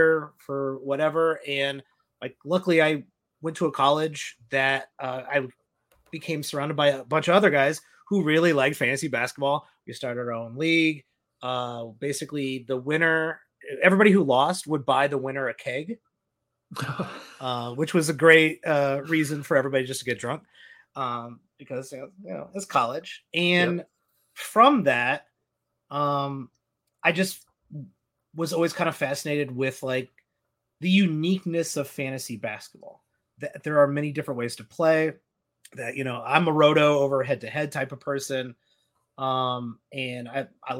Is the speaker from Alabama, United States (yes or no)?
no; downstate Illinois, United States; moved away as an adult; now in Chicago, United States; I'm from downstate Illinois